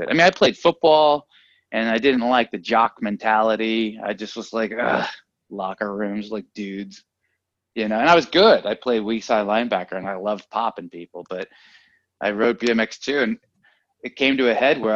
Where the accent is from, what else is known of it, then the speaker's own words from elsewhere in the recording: San Francisco, California, United States; now in Los Angeles, United States; Originally San Francisco